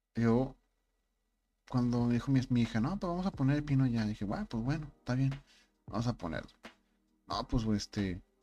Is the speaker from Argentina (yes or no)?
no; Monterrey, Nuevo León, Mexico; Soy Regio